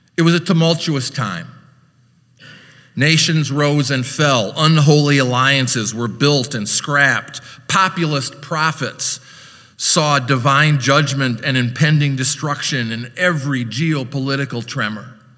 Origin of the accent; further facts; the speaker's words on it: Orange City, Iowa, United States; moved away as an adult; also born or lived in Chicago; I was a greenhorn from Iowa